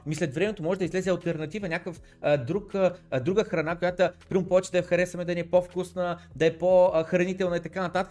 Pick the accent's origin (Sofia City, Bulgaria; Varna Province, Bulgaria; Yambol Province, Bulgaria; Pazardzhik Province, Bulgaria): Varna Province, Bulgaria; Varna; аз съм от Варна